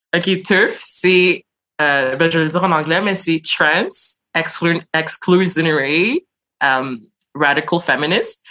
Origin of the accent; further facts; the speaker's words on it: Montreal, Quebec, Canada; je suis née à Montréal d'origine haïtienne